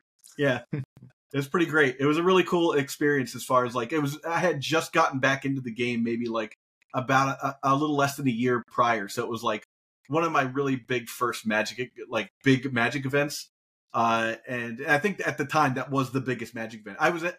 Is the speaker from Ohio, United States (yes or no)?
yes; Dayton, Ohio, United States; I'm from Dayton, Ohio originally, little known fact about me because I've moved so many places.